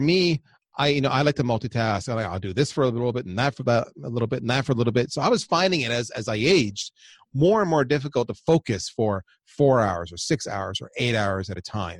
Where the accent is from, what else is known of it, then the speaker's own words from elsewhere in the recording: Windsor, Ontario, Canada; also born or lived in Toronto, Canada; I grew up on the U S A, uh, Canadian border of Windsor and Detroit.